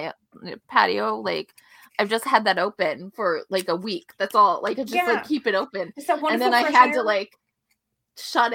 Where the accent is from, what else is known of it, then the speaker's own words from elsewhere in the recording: Florida, United States; moved away; I'm from Florida